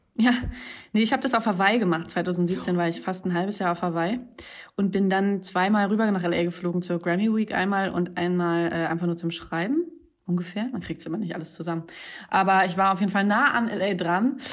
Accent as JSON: {"language": "German", "region": "Hamburg", "country": "Germany", "tie": "born or raised there", "moved": "as an adult", "lives_now": "Berlin, Germany", "said": "Ich bin in Hamburg geboren"}